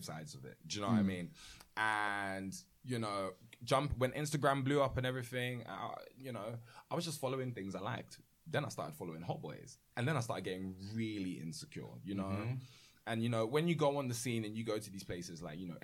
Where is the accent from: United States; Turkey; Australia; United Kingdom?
United Kingdom; growing up, UK-wise